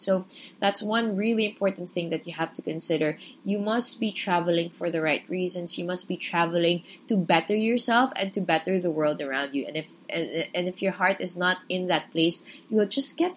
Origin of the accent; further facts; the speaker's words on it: Philippines; I'm a Filipino